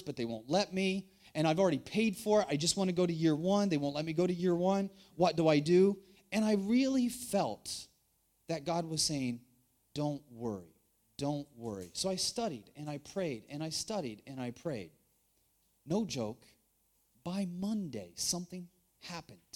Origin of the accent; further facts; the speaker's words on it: United States; moved away as an adult; now in China; So I grew up in the countryside in the U.S., and language was never my strong point